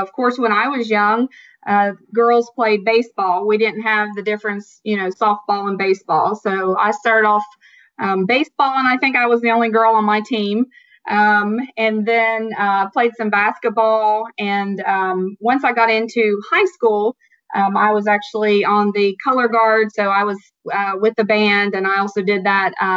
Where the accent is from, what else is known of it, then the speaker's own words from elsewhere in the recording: Southern Ohio, United States; accent: Southern; I was born and raised in Southern Ohio